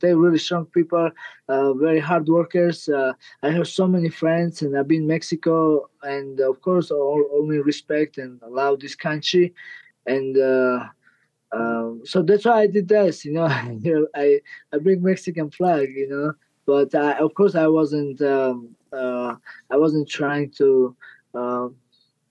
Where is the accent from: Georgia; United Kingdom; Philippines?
Georgia; English is a second language; I'm from Georgia